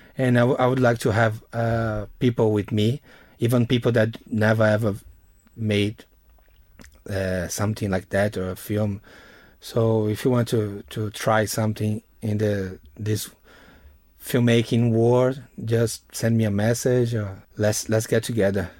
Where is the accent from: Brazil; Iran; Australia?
Brazil; Northeast Region; English is a second language; moved away; my hometown, is a, a, a place, Northeast Brazil